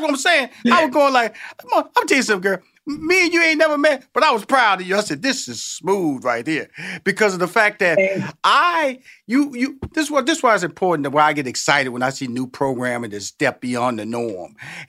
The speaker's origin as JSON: {"language": "English", "town": "Houston", "region": "Texas", "country": "United States"}